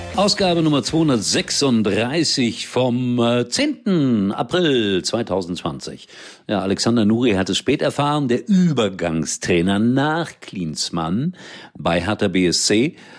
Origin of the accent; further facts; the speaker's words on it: Germany; Hier bei uns in Deutschland